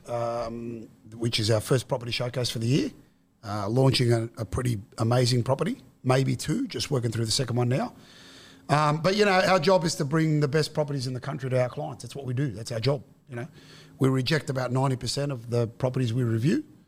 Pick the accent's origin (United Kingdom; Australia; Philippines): Australia; Guildford, New South Wales; I'm the son of Western suburbs immigrants, you know, I grew up in Guildford, went to school in Granville and Westmead.